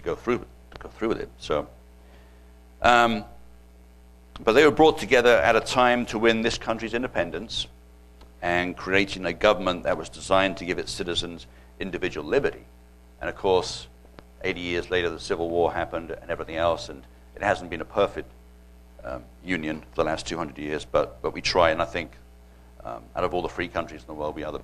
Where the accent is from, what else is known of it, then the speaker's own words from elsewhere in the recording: United Kingdom; accent: British; moved away as an adult; now in United States; I'm originally from Britain. Not from Arkansas. Okay, this is a British accent.